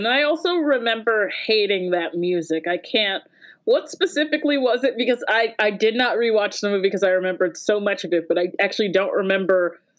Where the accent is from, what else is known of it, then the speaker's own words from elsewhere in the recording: Jamaica; I watched it because, you know, as I said, I'm Jamaican.